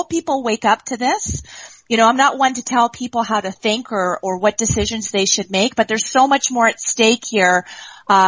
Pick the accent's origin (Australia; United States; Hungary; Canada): Canada; I'm from Canada.